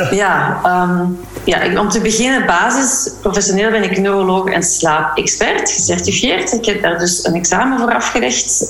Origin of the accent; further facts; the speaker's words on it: Flanders, Belgium; moved away as an adult; also born or lived in Leuven / Walloon Brabant; now in Brussels, Belgium; ik ben opgegroeid in Vlaanderen